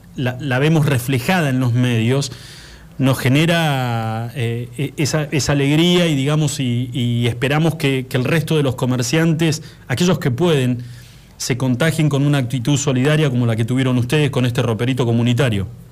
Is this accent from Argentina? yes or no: yes; Argentina; nosotros como argentinos